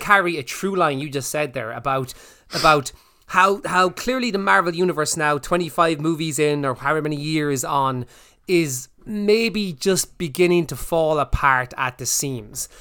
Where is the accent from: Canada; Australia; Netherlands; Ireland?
Ireland; we're Irish